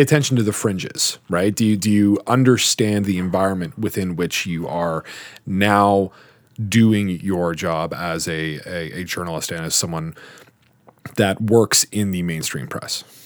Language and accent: English; Guelph, Ontario, Canada; I'm from Guelph